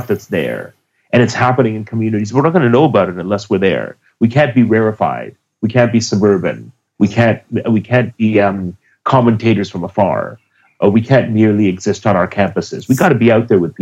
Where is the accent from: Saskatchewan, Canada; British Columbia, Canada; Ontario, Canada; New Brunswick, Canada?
Ontario, Canada; Toronto; I'm from Toronto, Canada. Originally, I was I was sort of schooled in an activist family